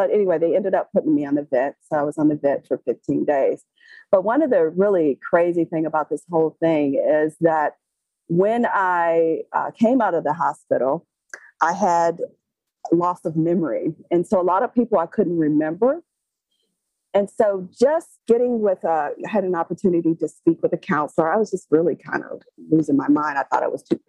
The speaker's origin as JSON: {"language": "English", "town": "Detroit", "region": "Michigan", "country": "United States", "said": "I'm from Detroit, Michigan"}